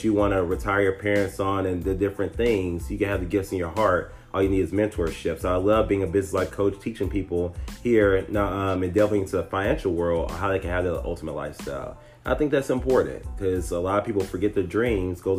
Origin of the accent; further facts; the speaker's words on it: Tyler, Texas, United States; I'm originally from Tyler, Texas, a little small country town